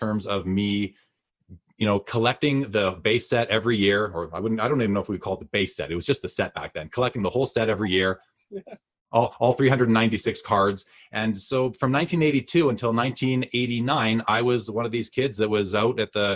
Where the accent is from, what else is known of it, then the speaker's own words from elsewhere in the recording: Winnipeg, Manitoba, Canada; moved away as an adult; now in Calgary, Canada; I'm originally from Winnipeg, Manitoba, Canada. I lived there for the first 30 years